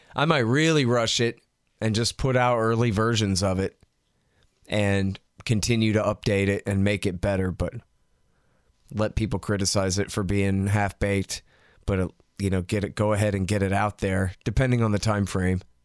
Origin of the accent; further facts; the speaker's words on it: Texas, United States; I'm from Texas